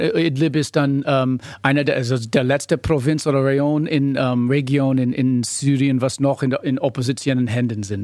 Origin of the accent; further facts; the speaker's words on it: United States; German is a second language; moved away as an adult; now in Berlin, Germany; mein Diplom bekommen habe in den USA, bin Amerikaner